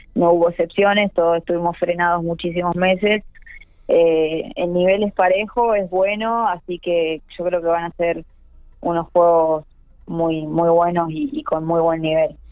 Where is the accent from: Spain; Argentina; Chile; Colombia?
Argentina; que somos de Argentina